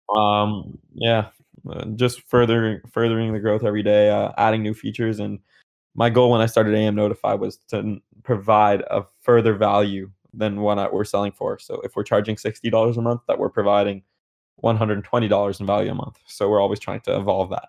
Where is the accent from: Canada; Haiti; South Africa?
Canada; So, I'm Canadian